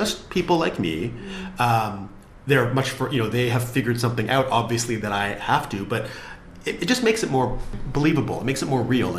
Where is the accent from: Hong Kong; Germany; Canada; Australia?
Canada; Vancouver, British Columbia; now in London, United Kingdom; I grew up in Vancouver where I didn't know anybody in the film industry